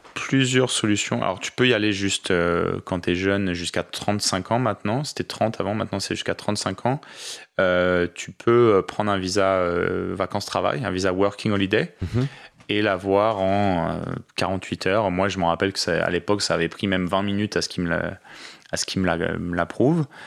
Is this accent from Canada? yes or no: no; France; first language French; moved away as an adult; also born or lived in Paris; now in Australia; je suis français